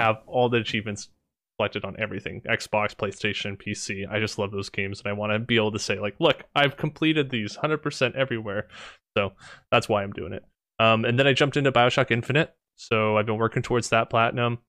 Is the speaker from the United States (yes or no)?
no; Canada; I'm Canadian